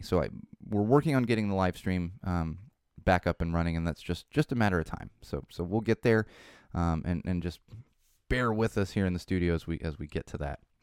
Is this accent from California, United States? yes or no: yes; California, United States; my home state